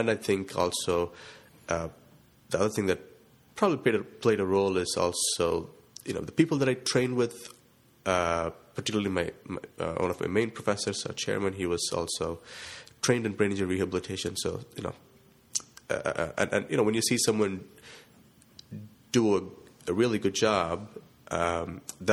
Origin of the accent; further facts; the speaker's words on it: India; moved away as an adult; now in Delaware, United States; I'm originally from India